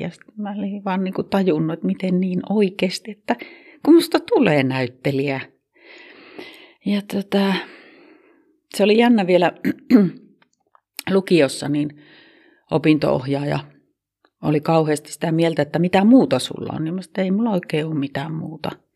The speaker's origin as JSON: {"language": "Finnish", "town": "Kempele", "region": "North Ostrobothnia", "country": "Finland", "tie": "born or raised there", "also_born_or_lived": "Kemi / Vaasa / Helsinki / Kotka", "accent": "Oulu dialect", "moved": "as an adult", "lives_now": "Oulu, Finland", "said": "Mä oon Kemissä syntynyt ja- Mutta neljävuotiaana jo on muutettu sieltä pois ja sitten käytiin Vaasassa ja sieltä muutettiin Kempeleeseen ja siellä mä aloitin sitten koulun. Ja Kempeleestä muutin kaksikymmentävuotiaana Helsinkiin"}